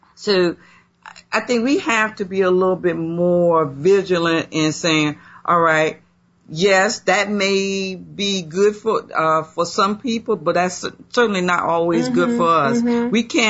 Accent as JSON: {"language": "English", "region": "South Carolina", "country": "United States", "tie": "born or raised there", "moved": "yes"}